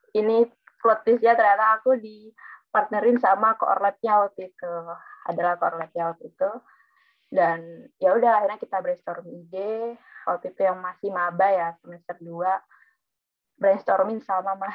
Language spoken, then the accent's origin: Indonesian; Probolinggo, East Java, Indonesia; Aku dari, asalku dari Probolinggo dan aku teknik fisika angkatan 2019.